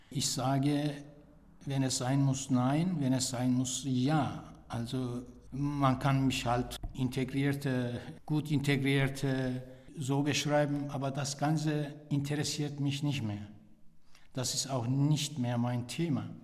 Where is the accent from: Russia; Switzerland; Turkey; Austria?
Turkey; now in Germany; Kulturell bin ich äh, natürlich in der Türkei aufgewachsen aber kulturell lebe ich auch hier